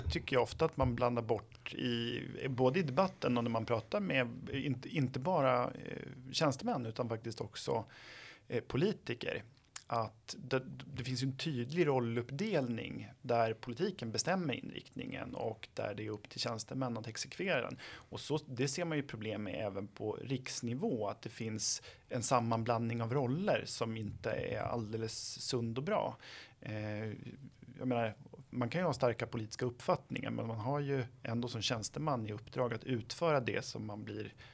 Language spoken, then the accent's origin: Swedish; Flen, Södermanland, Sweden; Ja, men jag kommer eh, från ehm, Flen så jag vet mm. vad litet det är.